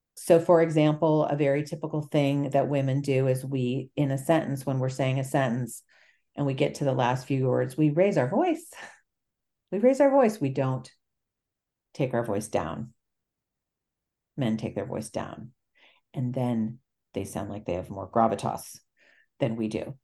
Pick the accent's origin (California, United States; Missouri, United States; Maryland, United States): California, United States; also born or lived in Italy; I'm from California